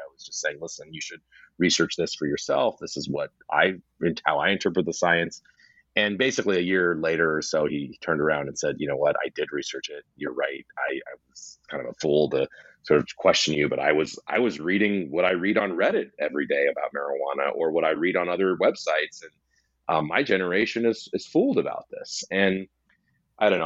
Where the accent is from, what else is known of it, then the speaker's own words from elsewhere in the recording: West Coast, United States; I'm from the West Coast where that name carries far uh, you know less cachet than the East Coast